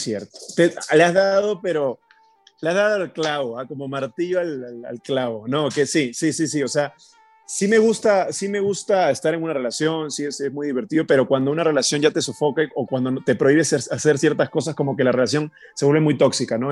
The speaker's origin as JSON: {"language": "Spanish", "country": "Peru", "moved": "as an adult", "lives_now": "Mexico", "said": "yo podía seguir creciendo en mi país, podía seguir teniendo lo que yo quería, pero la zona de confort a veces no es buena y yo en Perú llegué a tener una zona de confort importante"}